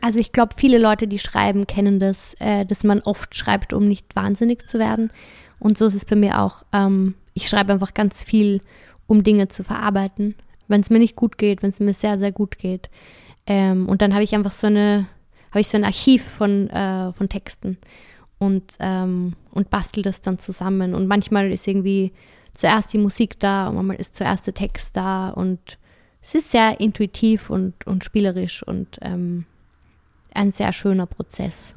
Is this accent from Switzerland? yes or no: no; Vienna, Austria; ich komme aus Wien